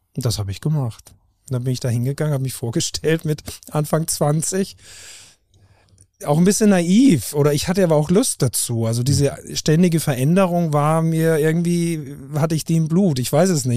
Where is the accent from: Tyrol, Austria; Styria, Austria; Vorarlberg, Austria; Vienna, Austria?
Styria, Austria; Haus im Ennstal; moved away as an adult; also born or lived in Lech am Arlberg / Norderney; now in Hamburg, Germany; im österreichischen Enstal geboren. Also ich bin Steirer, nach wie vor